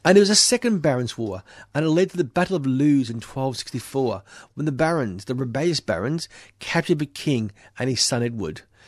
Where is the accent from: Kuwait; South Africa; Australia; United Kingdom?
Australia